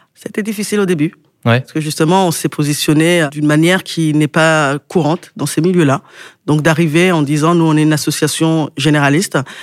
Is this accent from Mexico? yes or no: no; Quimper, Brittany, France; je viens de Quimper